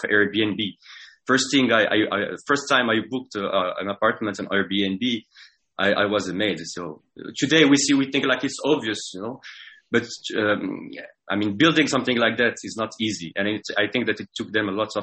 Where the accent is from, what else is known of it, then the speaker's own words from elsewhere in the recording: Casablanca, Casablanca-Settat, Morocco; accent: French accent; English is a second language; moved away as an adult; also born or lived in France; I was born in Morocco, Casablanca, 35 years ago.